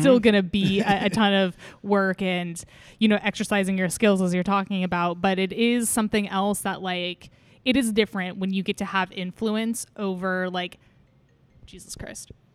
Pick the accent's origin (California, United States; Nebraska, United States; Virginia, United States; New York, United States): California, United States; now in Seattle, United States; I'm from California